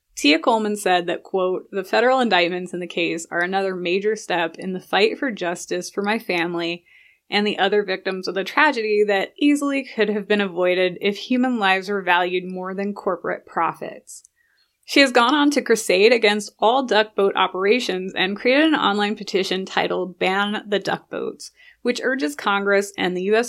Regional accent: London, United Kingdom; now in United States; I grew up, half of my growing up in London, where they had C C T V on every corner

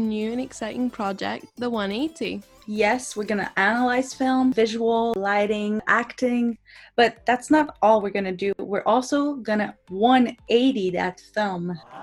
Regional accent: Montreal, Quebec, Canada; I'm from Montreal, Canada

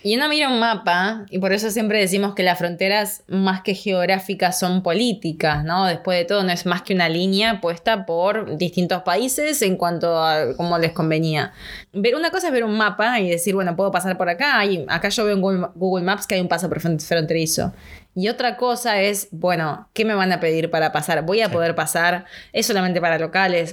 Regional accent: Argentina; acá como en Argentina

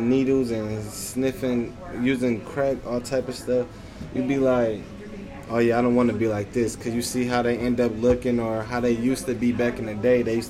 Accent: Detroit, Michigan, United States; Growing up in Detroit, it's like you used to people you growing up with getting killed

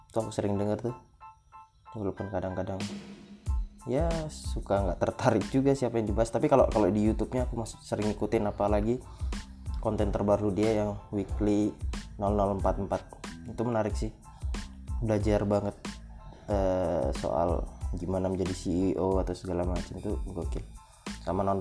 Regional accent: Lampung, Indonesia; Aku juga nggak tahu sih jalan mana soalnya aku nih orang Lampung jadi aku nggak nggak terlalu nggak terlalu ngerti lah gimana itu dan mogot segala macem.

